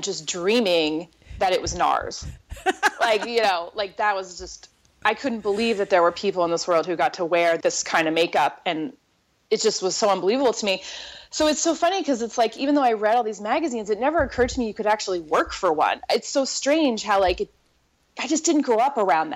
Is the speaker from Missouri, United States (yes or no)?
yes; Southwest Missouri, United States; moved away as an adult; also born or lived in New York City; now in Missouri, United States; I grew up in Southwest Missouri